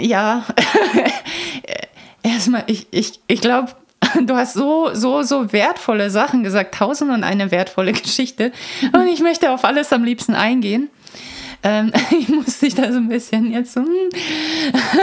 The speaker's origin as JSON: {"language": "German", "country": "Croatia", "tie": "born or raised there", "moved": "yes", "said": "Ich bin ja in Kroatien aufgewachsen zum Teil"}